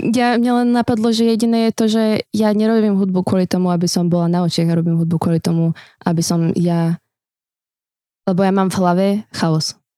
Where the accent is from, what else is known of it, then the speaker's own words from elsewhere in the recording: Slovakia; vyrastala som na Slovensku